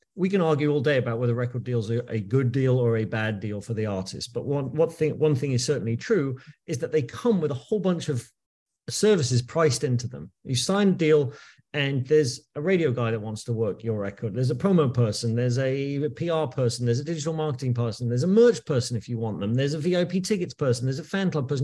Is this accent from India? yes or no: no; United Kingdom; moved away as an adult; also born or lived in New York, United States; now in New Jersey, United States; I am British. Uh, but I moved to New York in the year two thousand